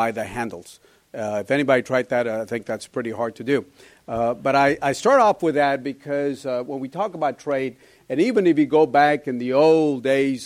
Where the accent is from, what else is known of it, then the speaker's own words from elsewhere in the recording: Laredo, Texas, United States; I come from Laredo.